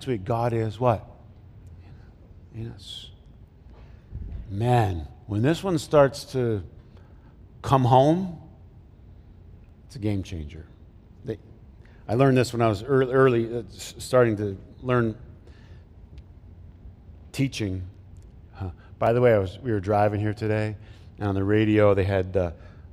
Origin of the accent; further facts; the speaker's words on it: Flint, Michigan, United States; I grew up in Flint